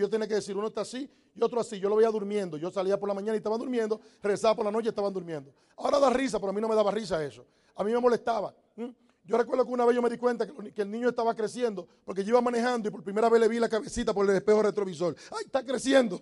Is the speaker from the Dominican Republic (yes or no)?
yes; Dominican Republic; moved away as an adult; also born or lived in New York; Los dominicanos decimos, no hay nada